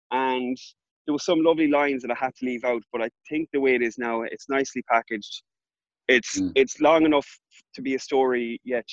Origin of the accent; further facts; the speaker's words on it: Ballinrobe, Connacht, Ireland; moved away; back in Ballinrobe, my hometown